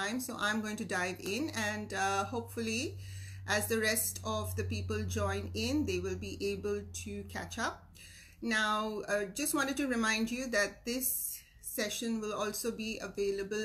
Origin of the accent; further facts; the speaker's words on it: Mumbai, Maharashtra, India; now in Sydney, Australia; I'm originally from Mumbai, India, and I've been in Sydney, Australia for the last 25 years